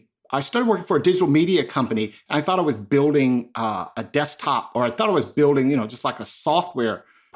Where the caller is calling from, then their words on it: Charlotte, North Carolina, United States; I am joining you from really frigid Charlotte, North Carolina.